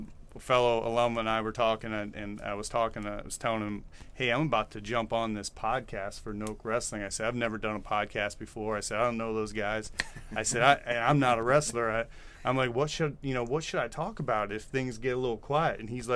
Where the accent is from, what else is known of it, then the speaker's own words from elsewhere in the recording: Pennsylvania, United States; moved away as an adult; also born or lived in Florida; I'm from Pennsylvania originally. Went to Penn State University. And after college, I decided I was going to play golf for a living. And moved to Florida